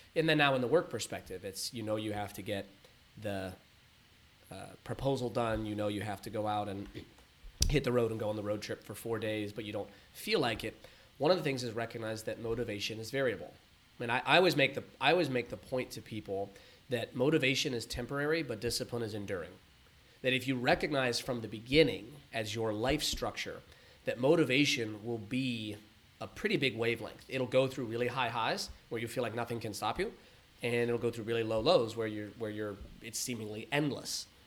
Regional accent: San Diego and Los Angeles, Southern California, United States; grew up between San Diego and Los Angeles and, and all around

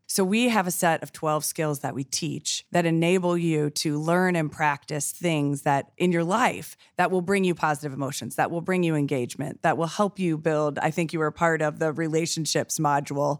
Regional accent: Columbus, Ohio, United States; born and raised in Columbus

